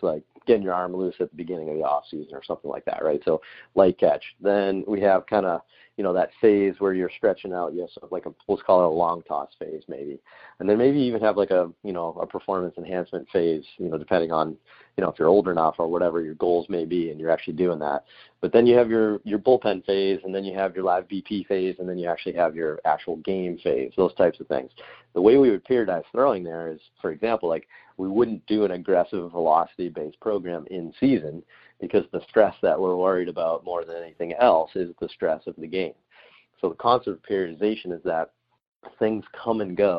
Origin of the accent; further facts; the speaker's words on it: Boston, Massachusetts, United States; moved away as an adult; also born or lived in Alabama; I'm from Boston